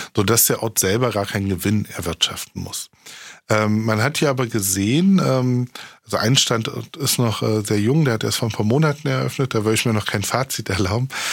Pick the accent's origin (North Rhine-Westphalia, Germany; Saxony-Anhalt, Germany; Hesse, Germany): Saxony-Anhalt, Germany; now in Berlin, Germany; ich komme aus Sachsen-Anhalt, das ist ein Niedriglohnland.